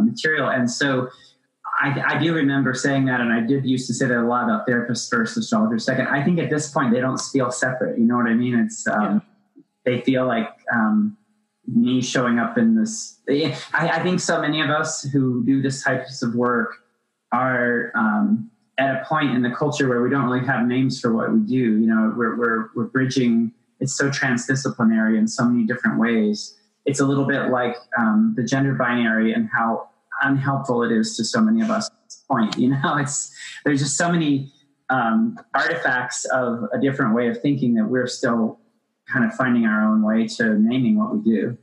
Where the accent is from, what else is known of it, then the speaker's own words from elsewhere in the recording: Appalachia, United States; I grew up in Appalachia